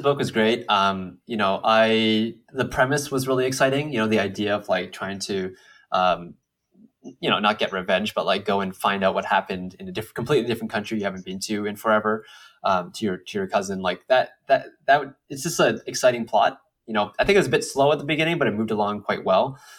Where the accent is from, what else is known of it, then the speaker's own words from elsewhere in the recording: United States; Asian Americans who, like, you know, we, we, we're born here